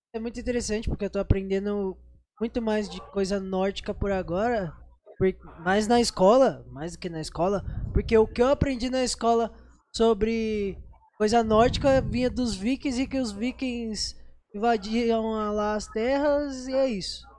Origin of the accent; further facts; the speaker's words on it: Brazil; Eu sou brasileiro